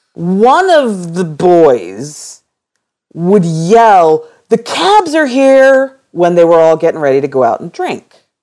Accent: Philadelphia, Pennsylvania, United States; I'm from Philadelphia

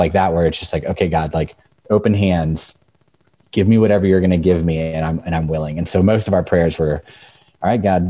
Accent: Northern Virginia, United States; moved away as an adult; now in Frederick, United States; Growing up in Northern Virginia, Frederick culture is very similar

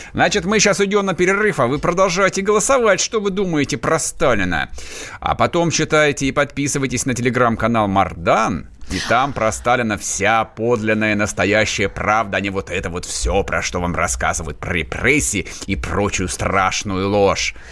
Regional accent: Vladimir Oblast, Russia; moved away; Я вырос во Владимирской области.

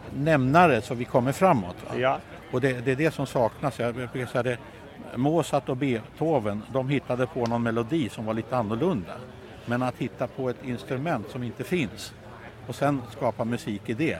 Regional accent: Värmland, Sweden; en förening hemma i Värmland där jag kommer ifrån

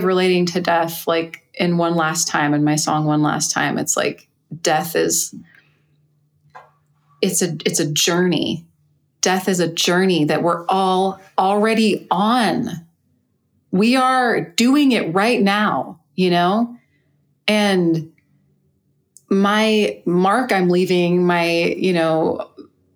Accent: California, United States; moved away; also born or lived in New Jersey; I was in New Jersey, and I'm from California

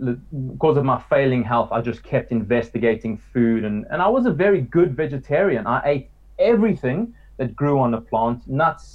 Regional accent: South Africa; growing up in South Africa and eating a lot of meat all my life

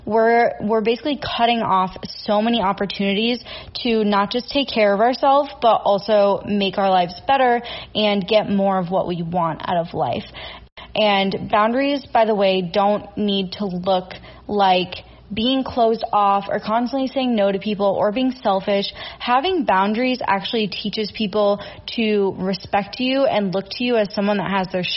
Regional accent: Minnesota, United States; I'm from Minnesota

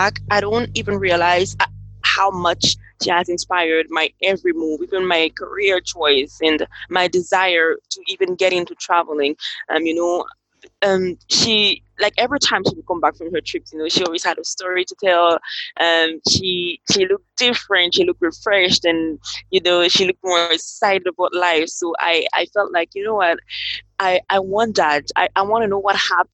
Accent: Cameroon; now in Dominica; I am from Cameroon, that is West Africa, and currently I'm located in Dominica

